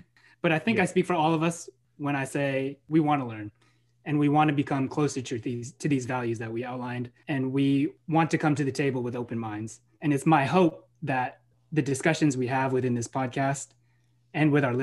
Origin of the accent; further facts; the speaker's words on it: San Francisco, California, United States; I was raised and born in the Parkside District of San Francisco, California